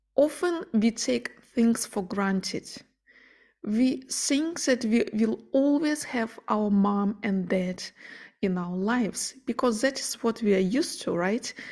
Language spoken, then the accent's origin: English; Ukraine; moved away; I'm originally from Ukraine and all my family and friends are living there